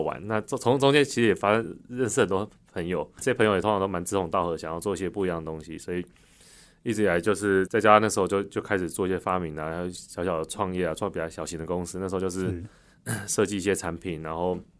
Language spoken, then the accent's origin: Chinese; Taichung, Taiwan; moved away as an adult; 我是台中人，所以台中很热嘛